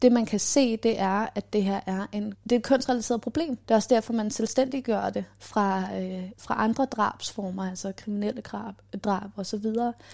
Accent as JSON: {"language": "Danish", "town": "Copenhagen", "region": "Capital Region of Denmark", "country": "Denmark", "tie": "born or raised there", "said": "Og så bor jeg her på Islands Brygge, hvor jeg er vokset op"}